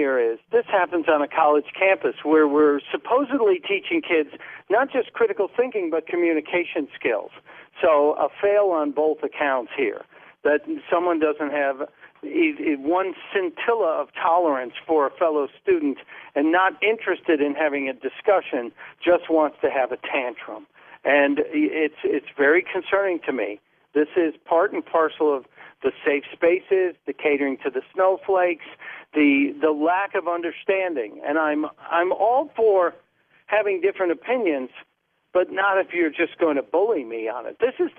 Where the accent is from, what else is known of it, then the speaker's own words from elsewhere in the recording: Australia; What is your cultural background? I'm Australian.